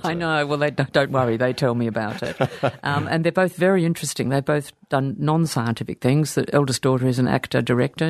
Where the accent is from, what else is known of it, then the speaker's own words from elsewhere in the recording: Sydney, New South Wales, Australia; I was born in Sydney. We lived very close to La Perouse.